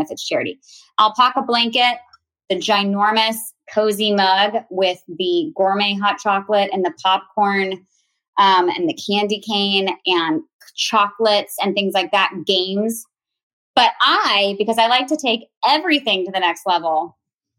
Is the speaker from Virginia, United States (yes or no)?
yes; Virginia, United States; I am now a mom of 4 and I am from Virginia